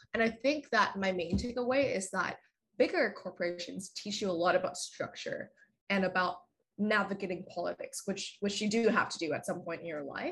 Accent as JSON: {"language": "English", "country": "Vietnam", "tie": "born or raised there", "moved": "as an adult", "lives_now": "Vancouver, Canada", "said": "I am originally from Vietnam. So I grew up there and then I moved to uh, Vancouver when I was around like 18 for university"}